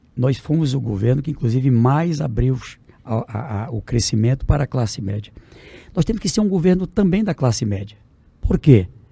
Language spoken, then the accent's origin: Portuguese; Oeiras, Piauí, Brazil; em Oeiras, um belo hospital onde eu nasci